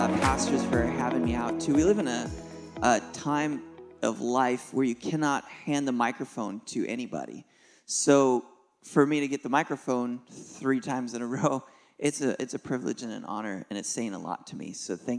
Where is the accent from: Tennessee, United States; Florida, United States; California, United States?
Tennessee, United States; Nashville; We're from Nashville, Tennessee area, and we do something called Kingdom Youth Conference.